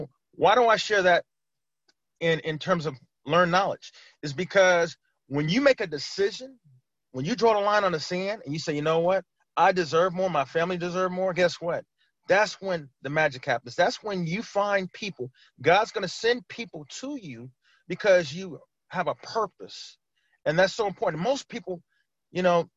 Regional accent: California, United States; moved away as an adult; now in Maryland, United States; I'm originally from California

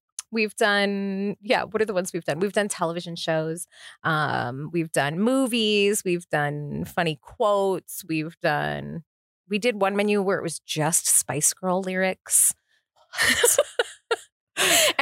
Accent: Massachusetts, United States; also born or lived in South Florida; now in Las Vegas, United States; I grew up in Massachusetts

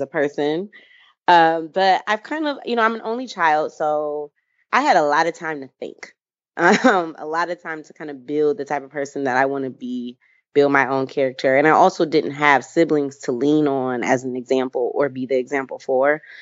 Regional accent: Michigan, United States; I am from Michigan. Um, I was raised by two awesome, loving parents

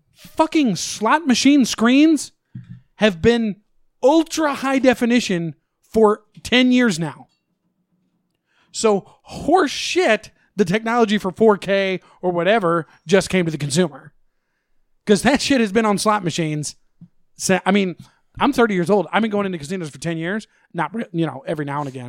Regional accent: Missouri, United States; I'm from Missouri

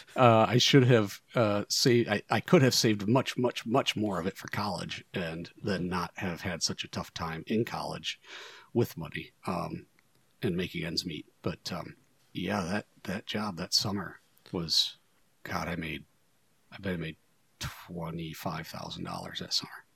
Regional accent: Northwest Ohio, United States; Northwest Ohio kid, edge of the Rust Belt

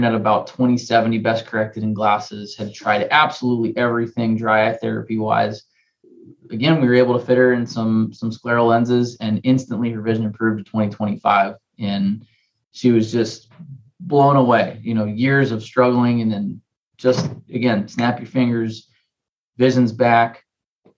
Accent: Cincinnati, Ohio, United States; also born or lived in Pennsylvania / Philadelphia; I grew up in Cincinnati

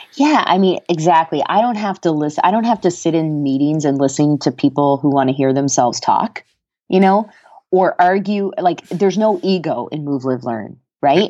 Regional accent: Canada; moved away as an adult; also born or lived in Colorado; now in United States; I'm Canadian

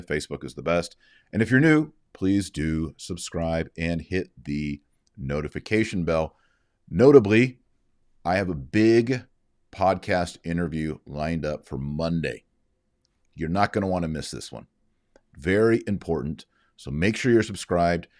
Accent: Texas, United States; As a Texan

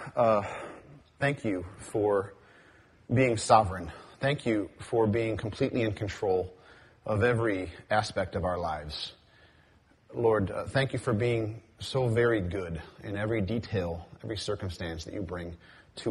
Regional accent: Cleveland, Ohio, United States; I am from Cleveland, Ohio, the home of the Cleveland Indians

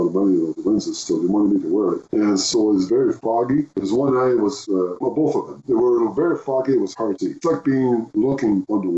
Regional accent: the Maritimes, Canada; also born or lived in Moncton; I'm from the Maritimes. I'm from the East Coast

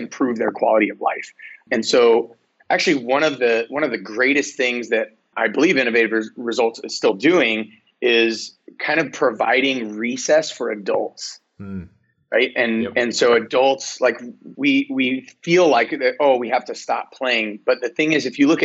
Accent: United States; we're American

